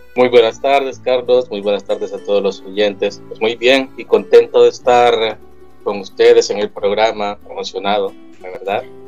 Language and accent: Spanish; El Salvador; moved away as an adult; now in Sicily, Italy; yo soy del Salvador, de Centroamérica